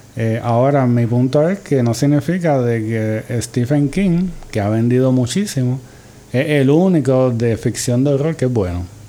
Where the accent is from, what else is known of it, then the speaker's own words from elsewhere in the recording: Puerto Rico; desde la perspectiva como escritores puertorriqueños